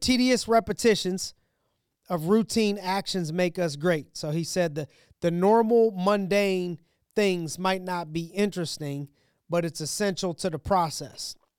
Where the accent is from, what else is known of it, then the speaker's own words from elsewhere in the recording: Youngstown, Ohio, United States; now in Pittsburgh, United States; I'm from Ohio, from Youngstown, Ohio